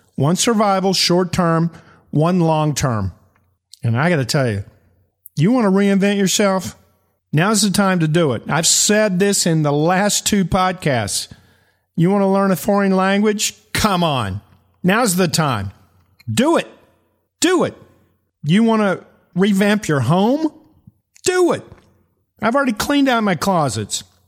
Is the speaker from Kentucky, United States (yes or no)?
yes; eastern Kentucky, United States; I'm from eastern Kentucky